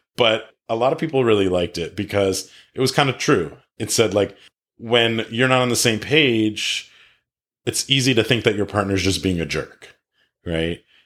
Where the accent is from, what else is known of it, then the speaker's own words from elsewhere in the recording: East Coast, United States; moved away as an adult; now in California, United States; I grew up on the East Coast and went to school on the East Coast